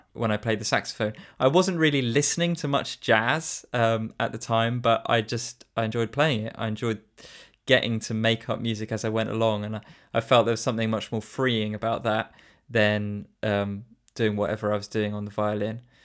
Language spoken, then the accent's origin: English; Shrewsbury, West Midlands, United Kingdom; I was born in Shrewsbury and I, I grew up here and I've always lived here